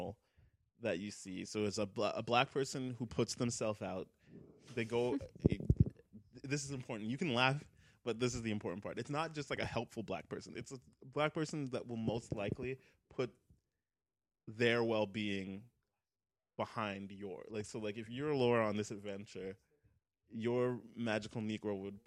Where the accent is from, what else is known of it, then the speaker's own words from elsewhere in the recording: Scotland, United Kingdom; I'm Scottish